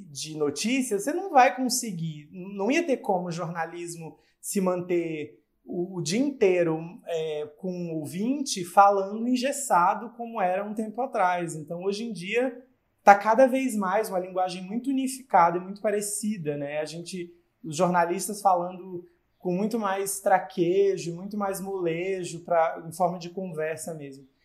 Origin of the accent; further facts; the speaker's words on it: Acre, Brazil; also born or lived in Rio Grande do Norte; lá no Acre, né, é onde eu cresci